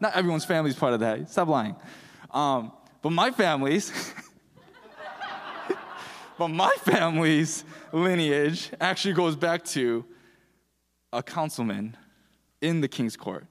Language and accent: English; Michigan, United States; I'm from Michigan